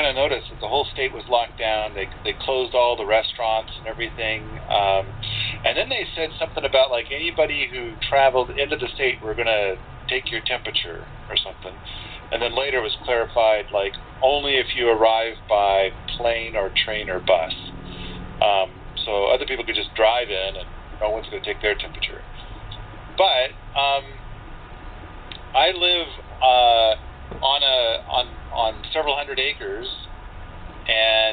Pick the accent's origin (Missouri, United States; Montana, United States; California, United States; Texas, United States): Montana, United States; I'm from Montana.